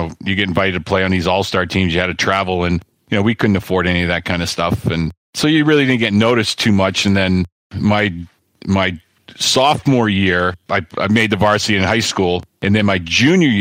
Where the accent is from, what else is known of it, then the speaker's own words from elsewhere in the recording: Framingham, Massachusetts, United States; moved away as an adult; also born or lived in Pittsburgh; I grew up, I was born in Framingham, which is about 25 minutes west of the city